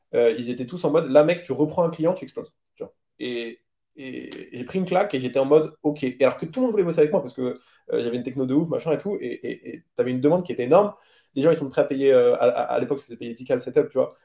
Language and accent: French; France; on est français